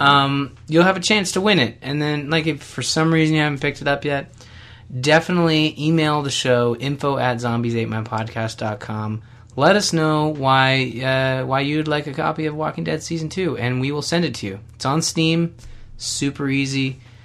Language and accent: English; Canada; I'm Canadian